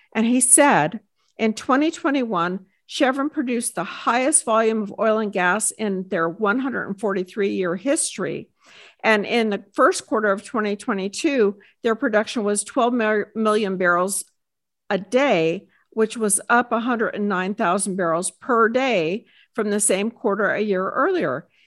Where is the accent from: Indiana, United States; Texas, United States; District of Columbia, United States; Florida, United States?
Texas, United States; I am a business owner and I hail from Texas